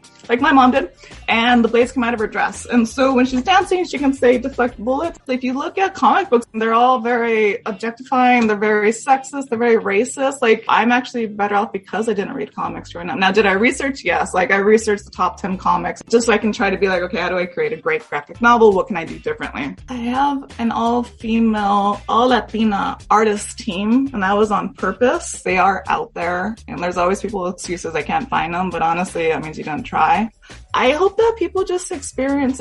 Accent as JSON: {"language": "English", "town": "Los Angeles", "region": "California", "country": "United States", "tie": "born or raised there", "said": "I grew up, I'm East"}